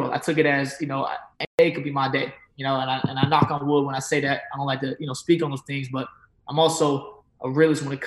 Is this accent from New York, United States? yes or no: no; Fayetteville, North Carolina, United States; moved away as an adult; now in Atlanta, United States; we're both from the same hometown, Fayetteville, North Carolina